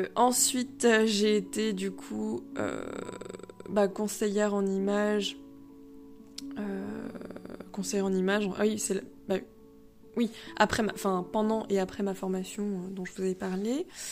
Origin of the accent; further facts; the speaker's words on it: Le Mans, Pays de la Loire, France; moved away as an adult; also born or lived in Rennes; je viens du Mans